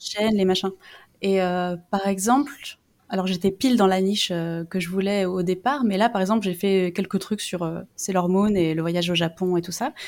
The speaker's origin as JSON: {"language": "French", "country": "France", "said": "c'est pas juste que je suis non anglophone, c'est que je suis française"}